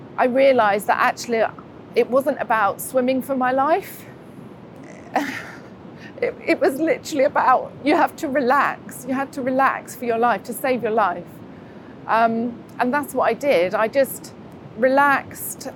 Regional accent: Buckinghamshire, South East England, United Kingdom; moved away as an adult; now in Newquay, United Kingdom; originally, I'm from Buckinghamshire.

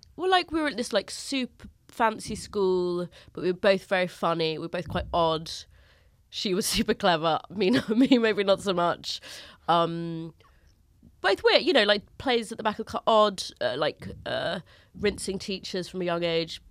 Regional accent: London, United Kingdom; Finchley is a North London suburb. It's, I am from Finchley

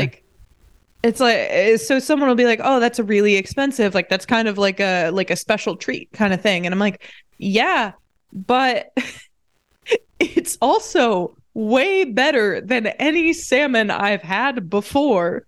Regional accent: Indiana, United States; also born or lived in Saint Louis; I'm from Indiana

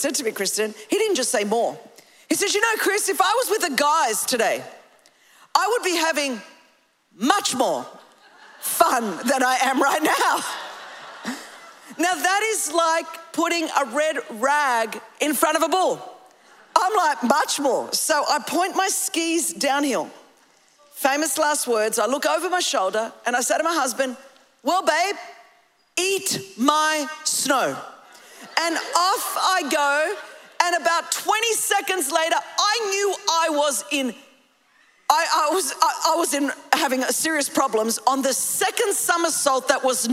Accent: Australia; I come from Australia.

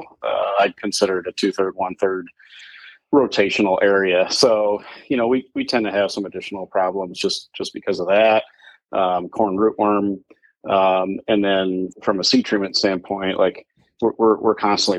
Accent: Walnut, Illinois, United States; I'm from Walnut, Illinois.

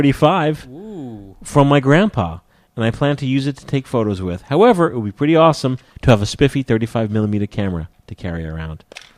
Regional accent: Dayton, Ohio, United States; also born or lived in Canberra, Australia; now in Arlington, United States; I'm from Dayton, Ohio, and I live off and on in Arlington, Virginia. I lived in Canberra, Australia for 3 years, and I'm addicted to Tim Tams.

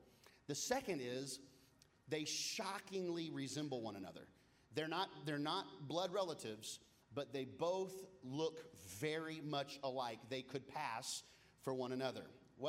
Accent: Kansas, United States; I grew up in Kansas.

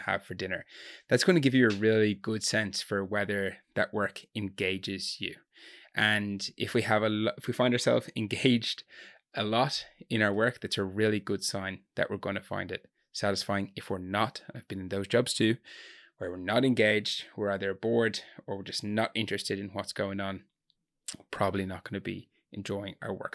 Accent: Gorey, Ireland; barman in a nightclub in my hometown in Gori

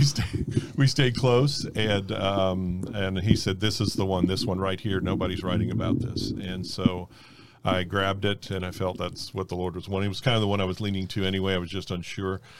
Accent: North Miami, Florida, United States; born or raised there; also born or lived in Fort Lauderdale, Florida

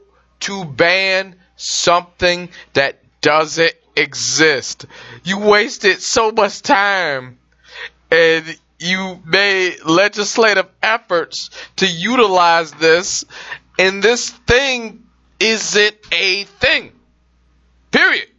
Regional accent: Michigan, United States; the Michigan State House, my home state actually

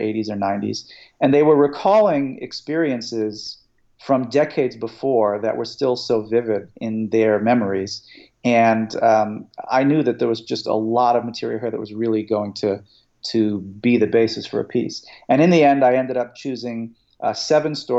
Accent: United States; growing up in America at some point as a child

